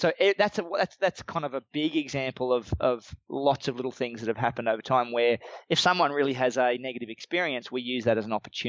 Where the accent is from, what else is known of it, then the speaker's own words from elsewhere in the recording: Australia; A lot of our Australian customers like that we're Australian.